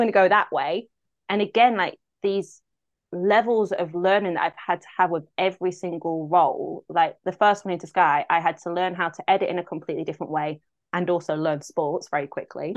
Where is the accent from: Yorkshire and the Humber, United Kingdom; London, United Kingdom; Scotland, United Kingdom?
Yorkshire and the Humber, United Kingdom; Grimsby; born or raised there; moved away